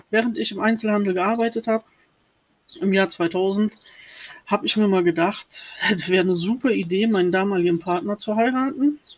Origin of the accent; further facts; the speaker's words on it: Rhineland-Palatinate, Germany; born there; Ich bin 78 ähm, geboren worden in der Nähe vom Lacher See im Sternzeichen Zwillinge.